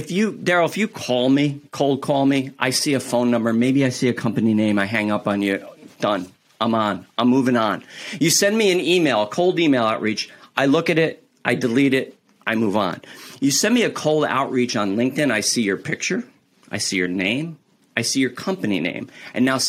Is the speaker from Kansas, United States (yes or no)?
no; New York, United States; I'm from New York